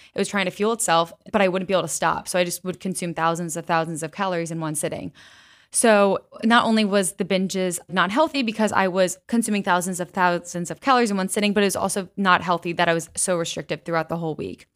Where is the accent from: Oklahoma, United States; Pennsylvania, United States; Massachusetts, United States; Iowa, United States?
Pennsylvania, United States; West Chester; I grew up in Westchester, Pennsylvania